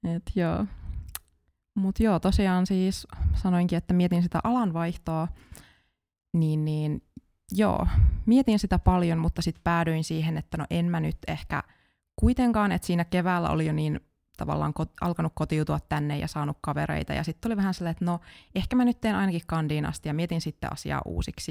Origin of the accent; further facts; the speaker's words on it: Kajaani, Kainuu, Finland; moved away as an adult; now in Jyväskylä, Finland; Mä oon alun perin Kajaanista kotoisin